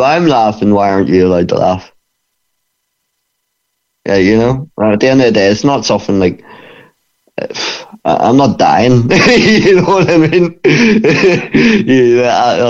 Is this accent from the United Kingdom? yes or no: yes; Bangor, Northern Ireland, United Kingdom; it's in my hometown, and it's the only gym in Bangor for MMA